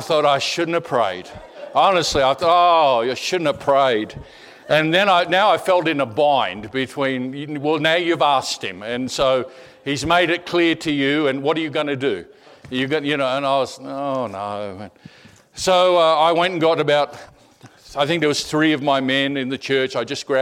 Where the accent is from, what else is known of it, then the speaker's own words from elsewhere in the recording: Australia; I'm an Aussie, and I was a fifth generation Australian